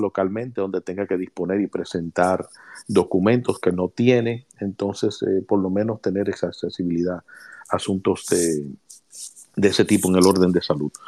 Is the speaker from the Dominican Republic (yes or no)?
yes; Dominican Republic; now in United States; nacimos en República Dominicana